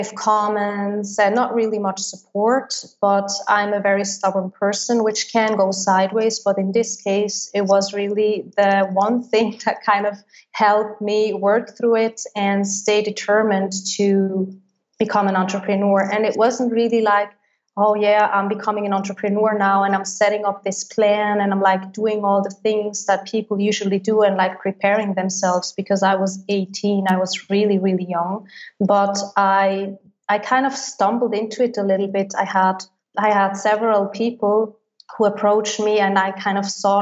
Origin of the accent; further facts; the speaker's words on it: Switzerland; first language Swiss German; English is a second language; moved away as an adult; my native language, which is Swiss German.